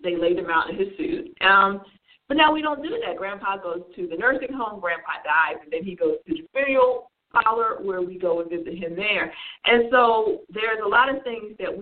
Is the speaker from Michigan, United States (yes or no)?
no; New Jersey, United States; I grew up in New Jersey